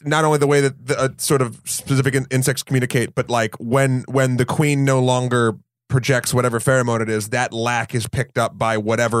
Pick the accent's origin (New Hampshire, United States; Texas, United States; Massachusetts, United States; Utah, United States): New Hampshire, United States; I mean, I know how to, I'm from New Hampshire. I know how to handle a bear.